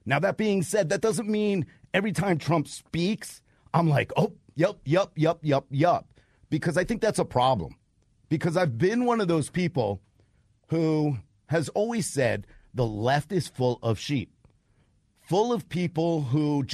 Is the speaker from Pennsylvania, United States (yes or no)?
no; New York, United States; also born or lived in North Georgia mountains; now in Georgia, United States; I'm originally from New York, and now I am a mountain man. I actually live in the Appalachian Mountains